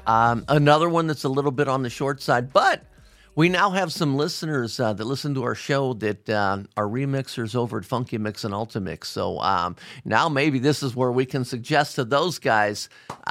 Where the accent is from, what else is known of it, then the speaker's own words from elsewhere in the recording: Cincinnati, Ohio, United States; my hometown of Cincinnati, Ohio